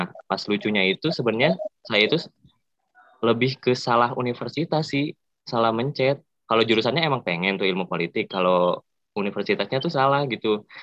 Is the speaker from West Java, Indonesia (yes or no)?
yes; Bandung, West Java, Indonesia; Iya, saya asli Bandung, Kak.